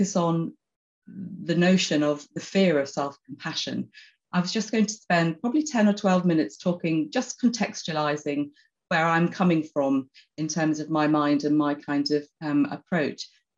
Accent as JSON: {"language": "English", "town": "Oxford", "region": "South East England", "country": "United Kingdom", "said": "I'm actually from Oxford. I'm sitting in Oxford at the moment"}